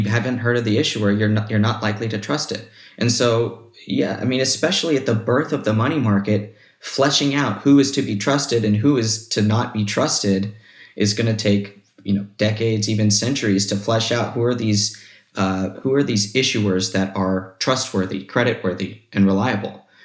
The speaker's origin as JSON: {"language": "English", "country": "United States", "said": "as an American citizen"}